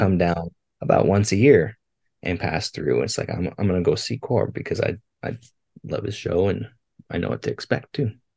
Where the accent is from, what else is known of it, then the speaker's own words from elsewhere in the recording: Billings, Montana, United States; growing up in Billings, it was it is the festival to go to in the summertime